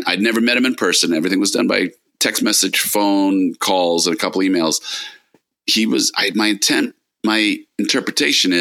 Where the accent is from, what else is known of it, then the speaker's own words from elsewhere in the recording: New York, United States; we're both from New York